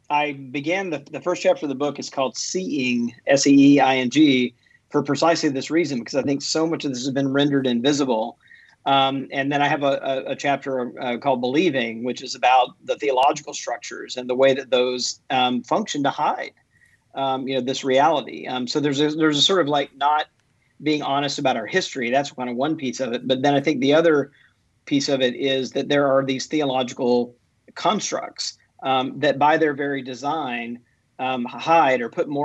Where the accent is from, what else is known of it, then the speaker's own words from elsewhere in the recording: Mississippi, United States; I grew up in Mississippi, you know, as a Southern Baptist. I mean, my family goes back in the Deep South into Georgia, you know, Baptist all the way back, literally, you know, into the early 1800s